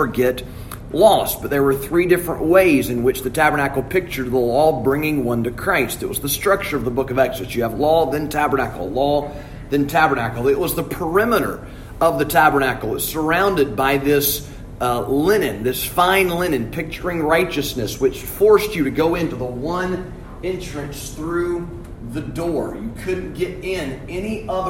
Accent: Alabama, United States; I'm from Alabama

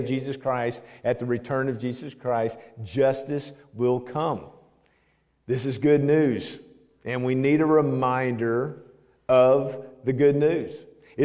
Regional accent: Nashville, Tennessee, United States; also born or lived in Knoxville / Franklin; now in Smyrna, United States; I'm from right here, believe it or not. I'm an old Nashvilleian. I've been here for over 50 years. I grew up in South Nashville

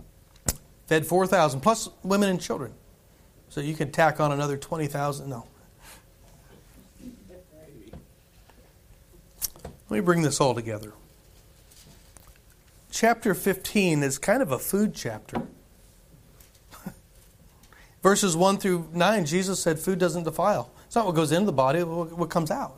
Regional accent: United States; us gluttonous Americans

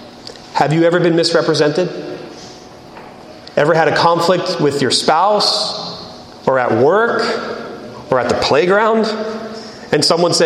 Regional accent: United States; I am an American

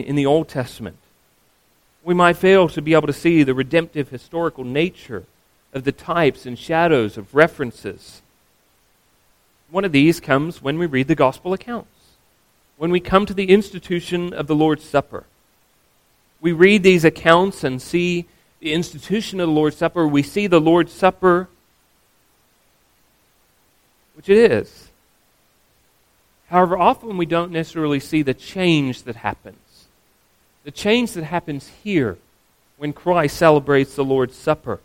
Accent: Australia; As an Australian

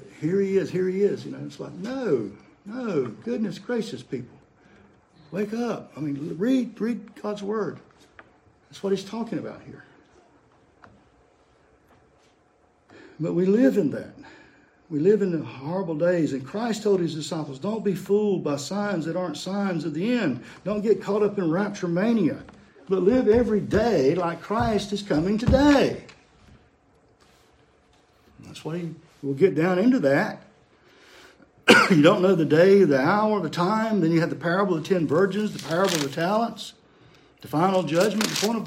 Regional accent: United States; growing up in America in the 60s.

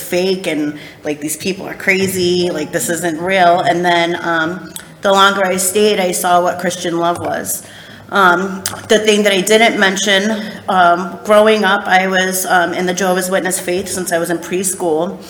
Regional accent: Rhode Island, United States; I'm from Rhode Island.

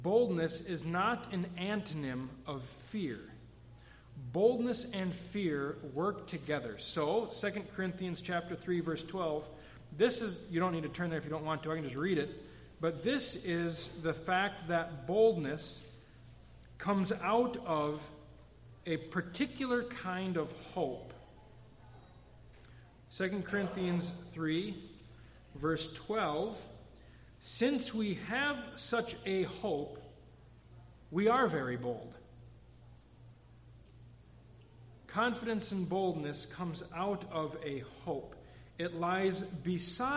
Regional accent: United States; we, as American Christians

